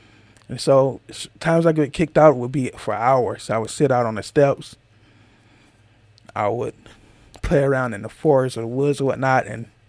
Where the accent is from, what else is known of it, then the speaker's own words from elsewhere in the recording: Georgia, United States; From where I come from, I'm from Georgia, so that's a whole different place where most people who are probably listening to this is from. A whole nother part of the United States.